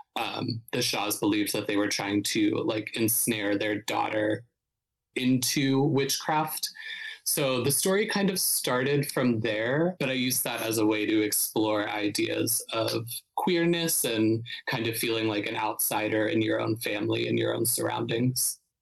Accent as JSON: {"language": "English", "town": "Youngstown", "region": "Ohio", "country": "United States", "moved": "as an adult", "lives_now": "Brooklyn, United States", "said": "I'm from Northeast Ohio, so I'm from a smaller city called Youngstown, which is like about an hour south of Cleveland"}